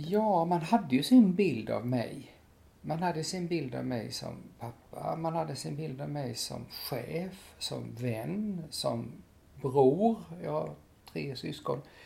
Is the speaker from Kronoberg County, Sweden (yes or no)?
yes; Lilla Rottne, Kronoberg County, Sweden; i Lilla Rottne där jag växte upp